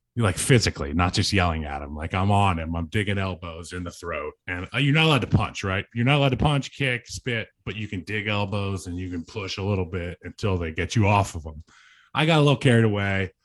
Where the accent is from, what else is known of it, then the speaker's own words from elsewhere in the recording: Central Virginia, United States; Growing up in Central Virginia